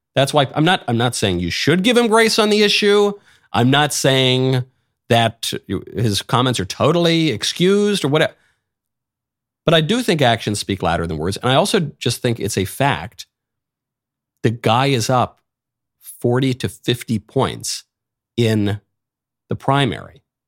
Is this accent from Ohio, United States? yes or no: no; New York City, New York, United States; I'm a New Yorker by birth and upbringing